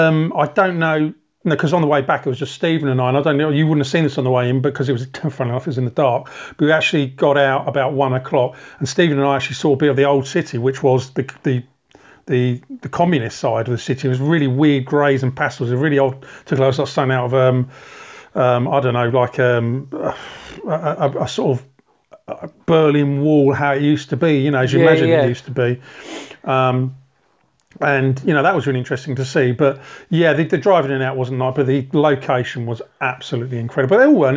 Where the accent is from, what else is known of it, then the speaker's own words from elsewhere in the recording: United Kingdom; And as a Brit, I just didn't want, it sounds odd, I didn't want to go to a bar that was going to be full of Brits.